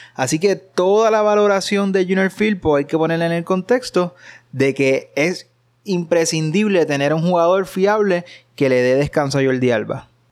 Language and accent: Spanish; Puerto Rico; somos puertorriqueños